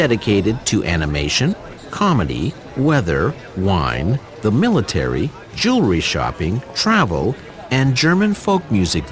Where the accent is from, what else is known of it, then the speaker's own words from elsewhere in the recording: Sudbury, Ontario, Canada; Growing up in Sudbury